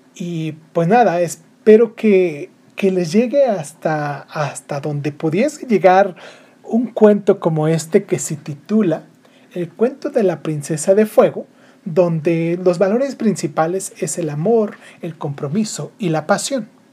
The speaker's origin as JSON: {"language": "Spanish", "country": "Mexico", "also_born_or_lived": "Michoacán", "lives_now": "Morelia, Mexico", "said": "aquí en mi país porque pues de acá soy"}